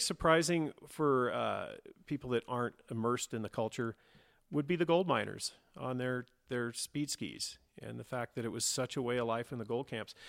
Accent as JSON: {"language": "English", "region": "California", "country": "United States", "tie": "born or raised there", "also_born_or_lived": "Auburn, California", "said": "I spent most of my time from childhood up here, ski racing and living in the mountains"}